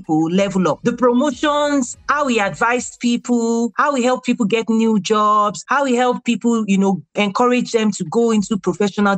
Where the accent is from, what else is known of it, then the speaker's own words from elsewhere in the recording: Nigeria; moved away as an adult; also born or lived in Abeokuta, Nigeria; now in United States; I'm a Nigerian American. I got my first degree in Nigeria